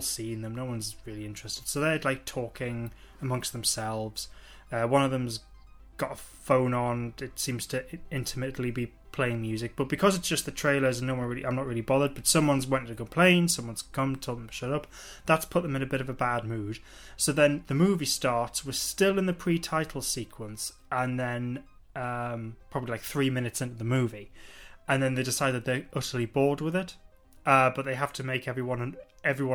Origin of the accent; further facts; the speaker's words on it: England, United Kingdom; being English